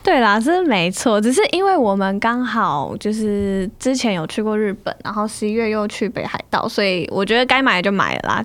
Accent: Taiwan; 我们台湾人可能不太习惯一直吃生食

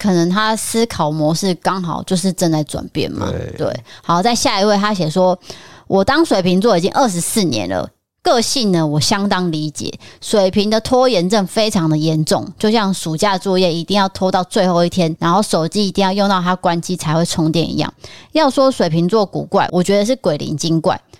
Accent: Tainan, Taiwan; D K D 嫂选我，我也是台南人，同乡哎、欸。

